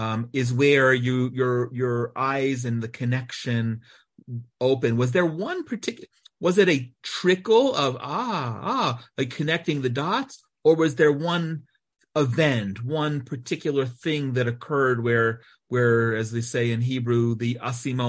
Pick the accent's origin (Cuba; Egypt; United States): United States; moved away as an adult; also born or lived in Atlanta, Georgia; now in Israel; I was born in America, spent most of my first 40 years in America, educated there in Atlanta